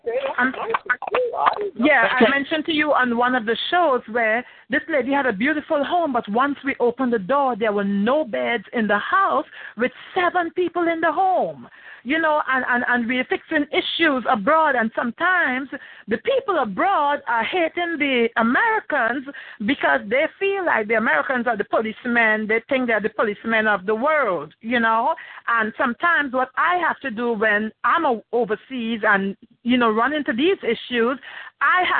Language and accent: English; Trinidad & Tobago; moved away; also born or lived in Belgium; I'm originally from Trinidad and Tobago. Also, I've lived in Belgium, Europe.